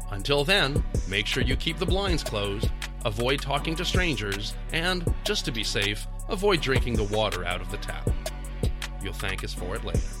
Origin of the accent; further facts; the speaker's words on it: Canada; I'm a Canadian author, teacher, philosophical historian, and recovering conspiracist.